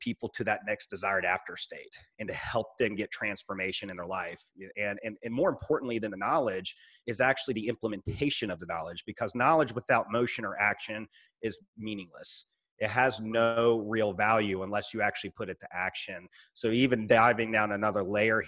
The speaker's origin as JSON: {"language": "English", "town": "Roanoke", "region": "Virginia", "country": "United States", "tie": "born or raised there", "also_born_or_lived": "Richmond, Virginia", "said": "actually move 3 hours from the company to my hometown in Roanoke, Virginia"}